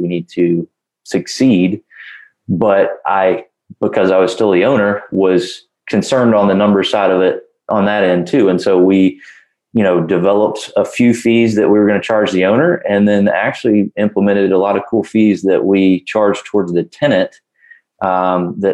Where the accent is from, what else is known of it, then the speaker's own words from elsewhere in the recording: Augusta, Georgia, United States; I'm from Augusta, Georgia, and the name of my business is Augusta Rental Homes